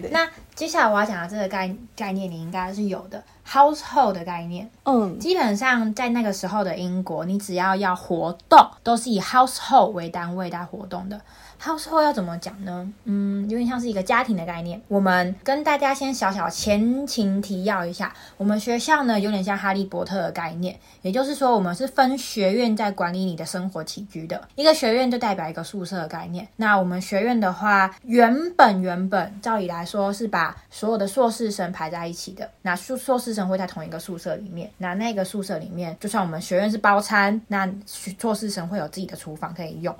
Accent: Taiwan; moved away as an adult; now in United Kingdom; 因为我是台湾人， 我从台湾直飞，中间没有停留

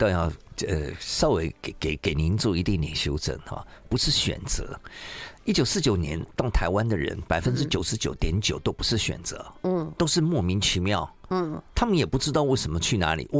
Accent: Shandong, China; 赵玉清女士在我们山东人里面哈相当有名哈

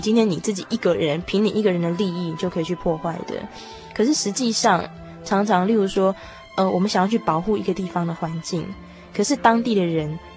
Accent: Taiwan; 我们台湾人

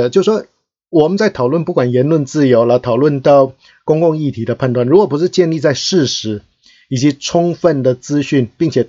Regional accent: Taiwan; 那我们台湾人呢、不能吃

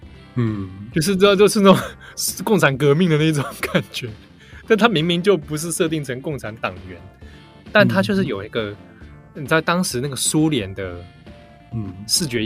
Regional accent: Japan; 对，而且不知道我们日本人好像想到俄罗斯人就要连接到哥萨克舞，

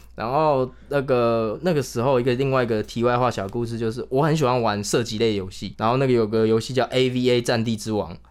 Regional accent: Chiayi, Taiwan; moved away as an adult; also born or lived in Taipei; 就是因为我是嘉义人嘛，那我是在台北读书，以前大学的时候

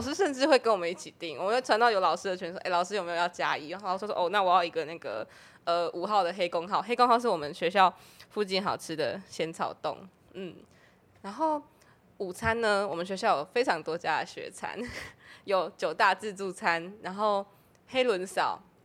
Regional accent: Tainan, Taiwan; moved away as an adult; now in Taipei, Taiwan; 我是台南人嘛，然后是二零二零年上来台北读书

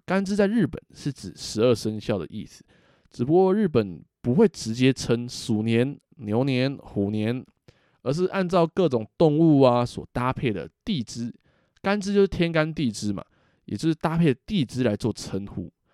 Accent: Taiwan; 我们台湾人

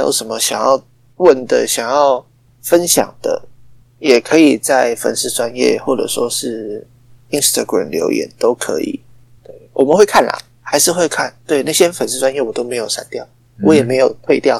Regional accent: Taichung, Taiwan; 然后我台中人非常的厉害，

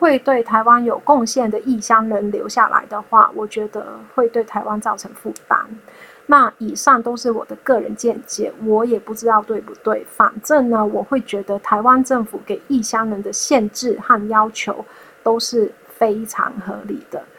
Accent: Hong Kong; moved away as an adult; now in Taiwan; 我在二零一三年从香港来到台湾念大学，成为港澳侨生，在一八年的时候毕业。

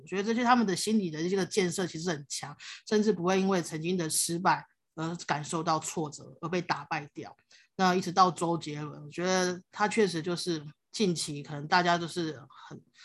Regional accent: Taiwan; first language Hakka; Chinese is a second language; 我在客家庄长大

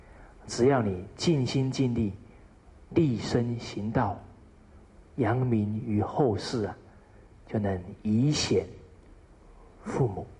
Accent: China; 这个是我们中国人呢很好的美德

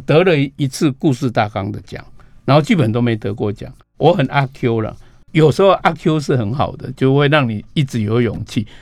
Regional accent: Taitung County, Taiwan; now in Taipei, Taiwan; 我们台中那边，我们村子里面进去是挖蓝宝石的地方

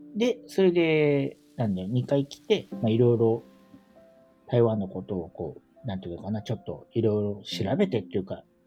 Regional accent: Kanagawa, Japan; moved away as an adult; also born or lived in Tokyo, Japan; now in Taipei, Taiwan; 日本の神奈川で生まれて、で、大学卒業してから東京でずっと働いてたんですけど

